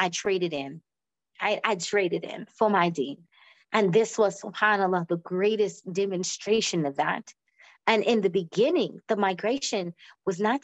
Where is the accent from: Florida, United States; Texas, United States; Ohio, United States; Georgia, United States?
Florida, United States; moved away; also born or lived in New York; I'm from originally from Florida, so that sunshine, you know, and just the weather of the South